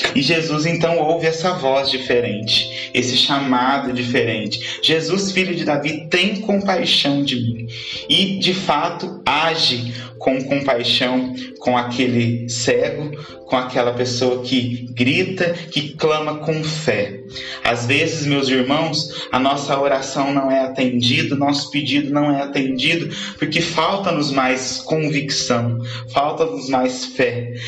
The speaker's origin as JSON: {"language": "Portuguese", "town": "Andradas", "region": "Minas Gerais", "country": "Brazil", "said": "sou da cidade de Andradas"}